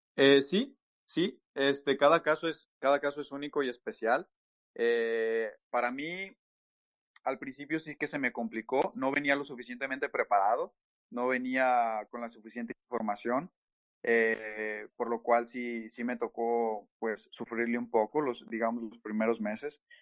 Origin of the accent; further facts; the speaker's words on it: Mexico; moved away as an adult; now in Toronto, Canada; en México, por ejemplo, eh, donde, de donde soy